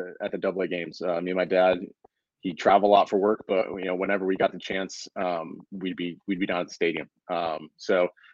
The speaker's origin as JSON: {"language": "English", "town": "Binghamton", "region": "New York", "country": "United States", "tie": "born or raised there", "said": "born and raised in Binghamton, about an hour from Syracuse for people looking at a map, about an hour south. Upstate New York"}